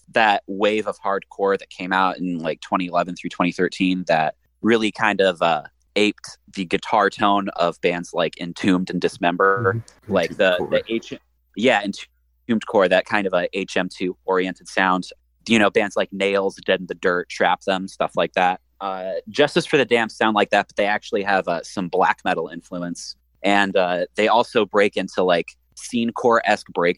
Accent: Midwest, United States; accent: Midwestern; I'm, like, actively suppressing my Midwestern accent

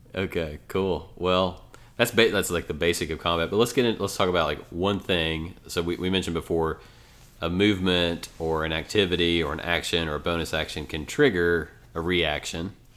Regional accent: Ashland, Kentucky, United States; moved away as an adult; now in Lexington, United States; I'm from Ashland, Kentucky originally

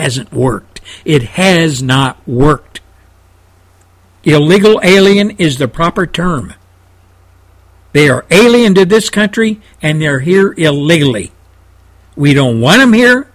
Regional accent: Texas, United States; as a Christian, as a Texan

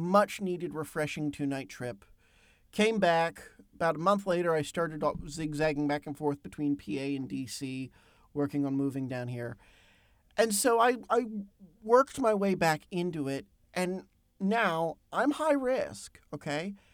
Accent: Pennsylvania, United States; my home state, Pennsylvania

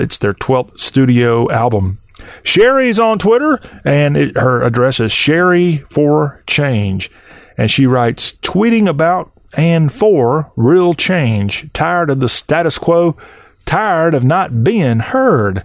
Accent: South Carolina, United States; my home state of South Carolina

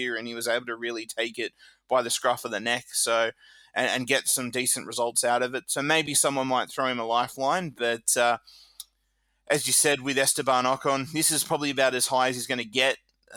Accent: Australia; Being an Aussie

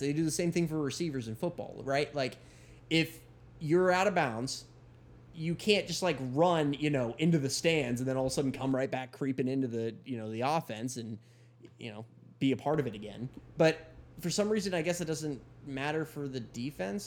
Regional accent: Kansas, United States; I'm from Kansas

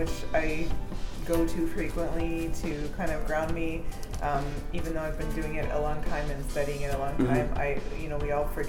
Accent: Ottawa, Ontario, Canada; also born or lived in Kanata, Ontario / Montreal, Quebec; I grew up here.

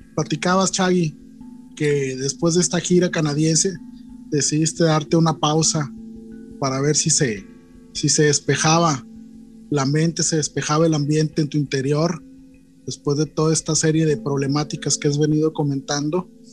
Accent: Culiacán, Sinaloa, Mexico; una banda de la ciudad donde yo nací

